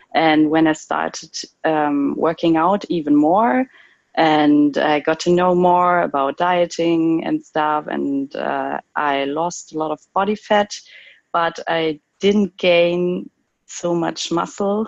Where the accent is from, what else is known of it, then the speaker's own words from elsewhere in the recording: Cologne, North Rhine-Westphalia, Germany; I'm from Cologne in Germany